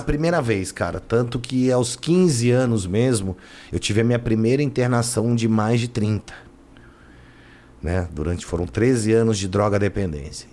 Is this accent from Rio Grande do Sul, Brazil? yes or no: no; São Paulo, Brazil; eu vim para São Paulo, eu vim com sete anos mais ou menos morar em São Paulo.